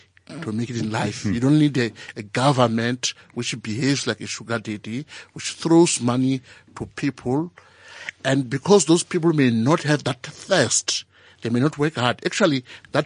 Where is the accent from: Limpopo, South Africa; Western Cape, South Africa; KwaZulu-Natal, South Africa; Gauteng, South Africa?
Limpopo, South Africa; Venda; born or raised there; also born or lived in Alexandra, Johannesburg